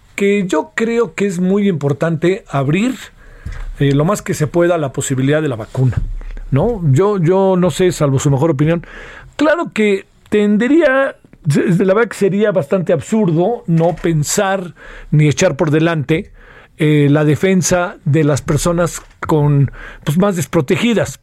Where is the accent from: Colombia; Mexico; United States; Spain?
Mexico